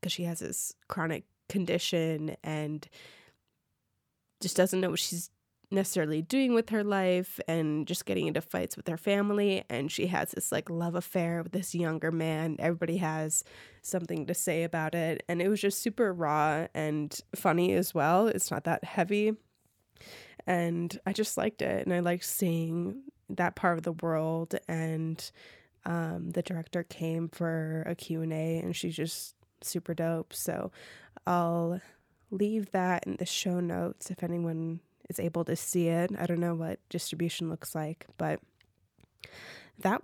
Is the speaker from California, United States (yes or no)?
no; Minneapolis, Minnesota, United States; moved away as an adult; now in Los Angeles, United States; my hometown in Minneapolis, Minnesota